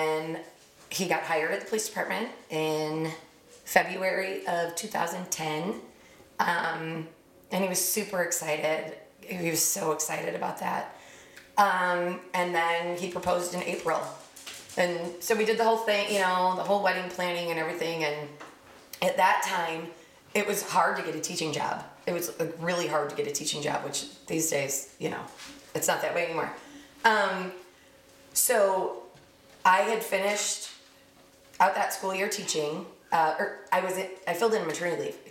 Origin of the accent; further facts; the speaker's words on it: Chicago, Illinois, United States; moved away as an adult; now in Columbia, United States; I grew up in Chicago